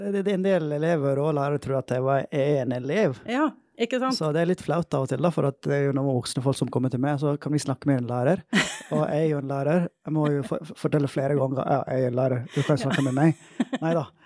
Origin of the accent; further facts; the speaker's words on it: Møre og Romsdal, Norway; accent: Volda dialect (Sunnmøre); Norwegian is a second language; Jeg er glad for Volda-dialekten min, da. Det er jo sunnmørsk dialekt jeg prøver å liksom Ja. ja. Snakke, sånn.